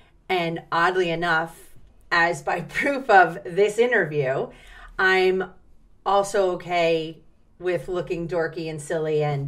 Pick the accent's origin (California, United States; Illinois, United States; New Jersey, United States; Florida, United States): New Jersey, United States; Atlantic City; born there; I was born in Atlantic City, New Jersey. We were born in Atlantic City, New Jersey. In fact, it's the green space on the Monopoly board, Pacific Avenue